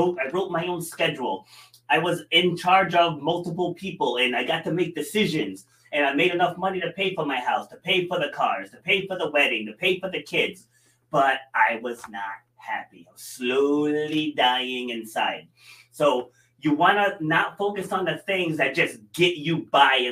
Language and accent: English; New York, United States; now in Rhode Island, United States; I was born in New York and I have absolutely zero desire to move back there